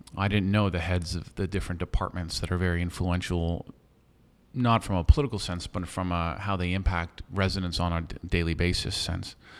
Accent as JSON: {"language": "English", "town": "San Francisco", "region": "California", "country": "United States", "tie": "born or raised there", "said": "born and raised here in San Francisco, but born and raised in District Two. I grew up in the Marina District."}